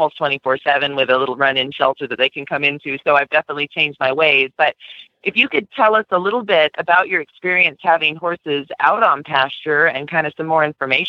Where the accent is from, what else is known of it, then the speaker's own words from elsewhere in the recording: Southern California, United States; moved away as an adult; now in Colorado, United States; I grew up in California. There was no such thing in Southern California, putting your horse on pasture. So then I moved out here to Colorado